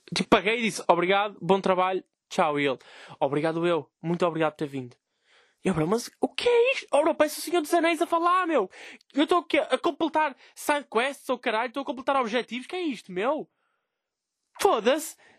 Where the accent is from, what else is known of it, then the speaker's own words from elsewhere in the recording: Vila Nova de Gaia, Norte, Portugal; eu sou de Gaia.